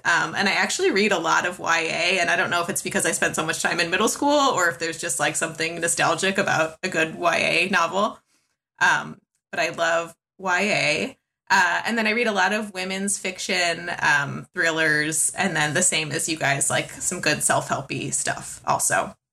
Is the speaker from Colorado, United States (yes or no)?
no; Chicago, Illinois, United States; now in Southern California, United States; I am originally from Chicago. I live in Southern California now